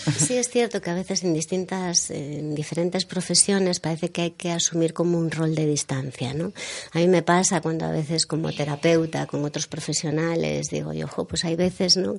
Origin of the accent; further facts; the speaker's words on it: Galicia, Spain; nosotros también somos gallegos